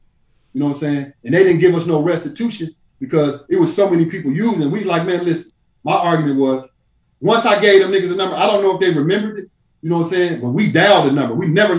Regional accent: Dayton, Ohio, United States; moved away; also born or lived in Atlanta; I'm from Dayton, Ohio.

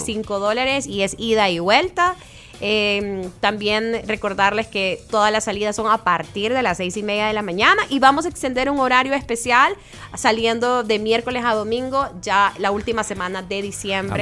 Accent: El Salvador; de nosotros como salvadoreños

